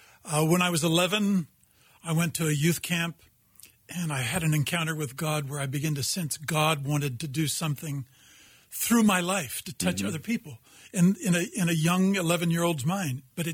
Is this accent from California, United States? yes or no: yes; Long Beach, California, United States; born or raised there; moved away as an adult; also born or lived in Afghanistan / Netherlands / Cape Town / Colorado